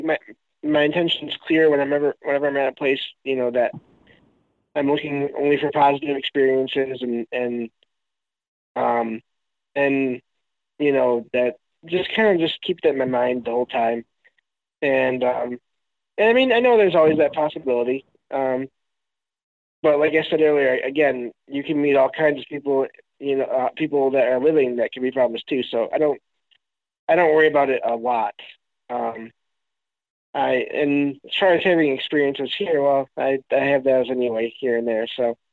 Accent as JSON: {"language": "English", "region": "Michigan", "country": "United States"}